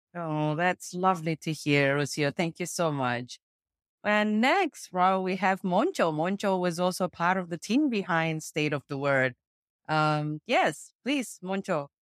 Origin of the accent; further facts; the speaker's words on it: Jakarta, Indonesia; I'm from Jakarta, Indonesia